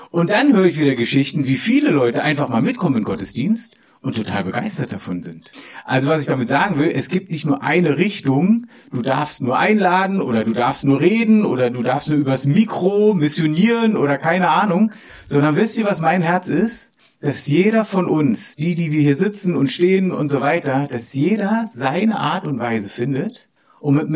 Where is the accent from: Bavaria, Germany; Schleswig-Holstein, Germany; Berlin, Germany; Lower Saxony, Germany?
Berlin, Germany; ich komme aus Pankow, oben, ja, bin auch dort aufgewachsen, habe so noch, noch die Mauer miterlebt damals und sowas alles.